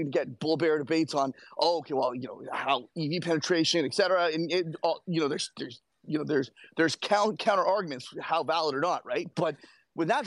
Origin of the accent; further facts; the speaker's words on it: Canada; as a Canadian